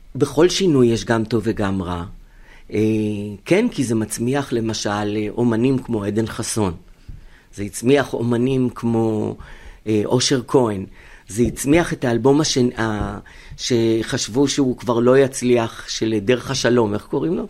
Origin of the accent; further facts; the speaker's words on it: Israel; כאן הבית, כאן נולדתי, אין לי שום מקום אחר בעולם